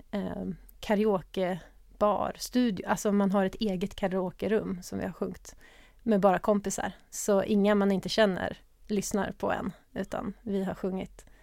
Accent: Örebro, Örebro County, Sweden; moved away as an adult; also born or lived in Uppsala / Gothenburg; Där jag bodde med min mamma fram till jag var fem Vi flyttade runt ganska mycket och vi flyttade sen till Örebro. Där jag växte upp tills jag flyttade hemifrån.

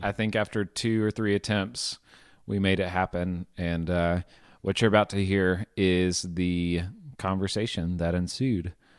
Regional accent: Arkansas, United States; growing up in Arkansas

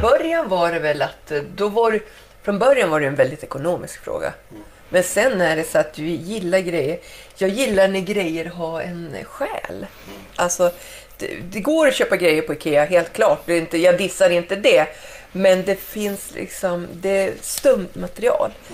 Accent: Skellefteå, Västerbotten County, Sweden; also born or lived in Spain; jag var ju hemma i Skellefteå efter jag hade bott en vända i Spanien och hade kommit hem. Och jag cyklar i, i stan där hemma

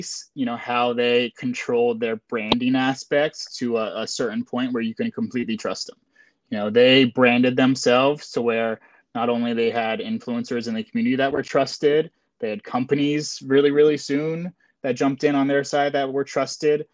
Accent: Florida, United States; we're all from Florida

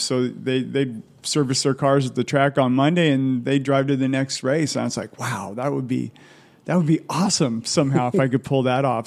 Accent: Southern California, United States; I grew up in Southern California

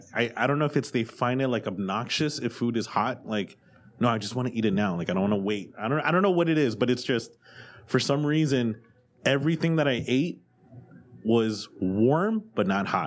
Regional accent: United States; And I'm so American.

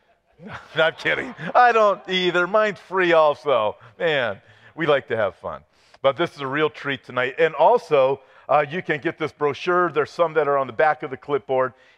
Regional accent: Los Angeles, California, United States; I was born in Los Angeles, California

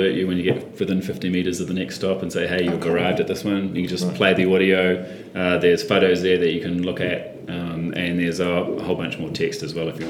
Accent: Auckland, New Zealand; I grew up on Thorns Bay

